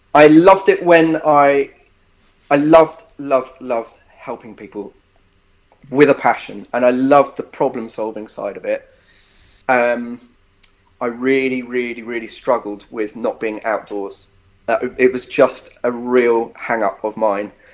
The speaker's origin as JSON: {"language": "English", "town": "Epsom", "region": "South East England", "country": "United Kingdom", "tie": "born or raised there", "also_born_or_lived": "Bristol", "moved": "yes", "said": "grew up in, in Epsom. I was born in Epsom in Surrey."}